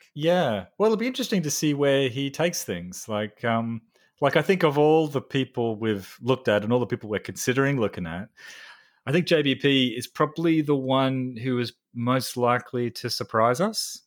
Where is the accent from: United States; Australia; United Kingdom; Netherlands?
Australia; I'm a psychologist from Australia